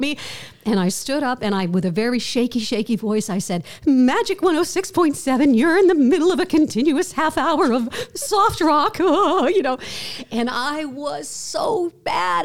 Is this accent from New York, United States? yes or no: yes; outside of New York City, United States; I grew up outside of New York City